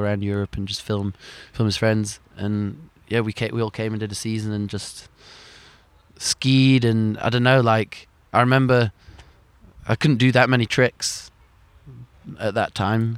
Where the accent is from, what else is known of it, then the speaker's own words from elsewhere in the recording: Sheffield, Yorkshire and the Humber, United Kingdom; moved away; growing up in Sheffield, you always knew that the ski slope was there